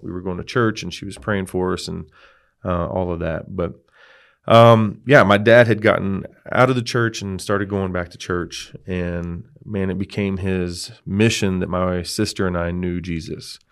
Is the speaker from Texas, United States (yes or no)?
yes; Texas, United States; I grew up in Texas. Um, I'm a Texas guy. Uh, I was born in the very southern tip